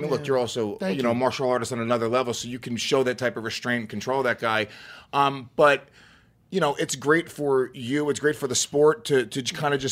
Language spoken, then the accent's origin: English; Rockland County, New York, United States; I grew up in Rockland County.